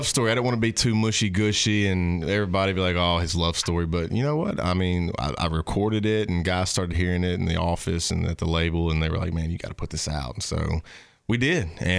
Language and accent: English; Bastrop, Louisiana, United States; Born and raised Northeast Louisiana.